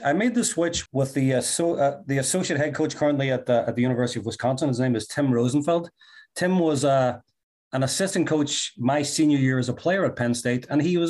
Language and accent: English; Derry, Northern Ireland, United Kingdom; now in United States; we're both from Northern Ireland. He's from the Belfast area. I'm from the Derry, Londonderry area.